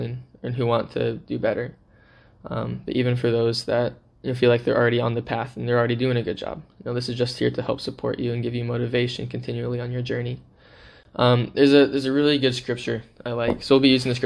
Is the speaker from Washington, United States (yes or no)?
yes; Seattle, Washington, United States; moved away as an adult; also born or lived in Philippines; I am originally from the Seattle, Washington area. I've lived there my whole life.